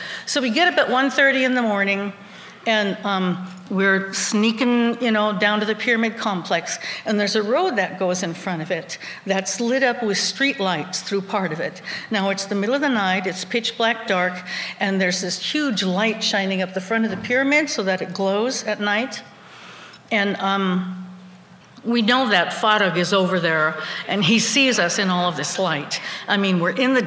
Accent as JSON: {"language": "English", "country": "United States", "said": "we're students from America"}